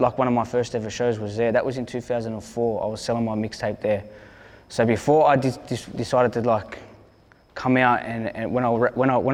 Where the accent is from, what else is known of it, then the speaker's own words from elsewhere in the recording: Hurstville, New South Wales, Australia; I'm from Hurstville. I'm from Blue Line.